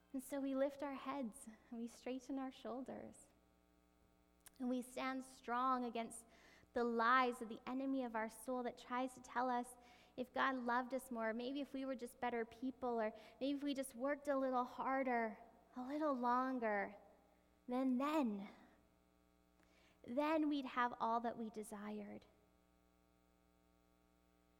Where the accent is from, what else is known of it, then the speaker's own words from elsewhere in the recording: Canada; even though we're Canadian